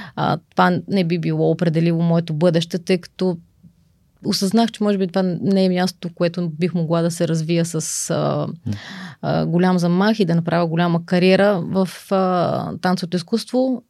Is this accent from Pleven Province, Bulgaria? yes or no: yes; Pleven, Pleven Province, Bulgaria; moved away as an adult; now in Sofia, Bulgaria; аз съм родом от Плевен. Там съм завършила а, средно си образование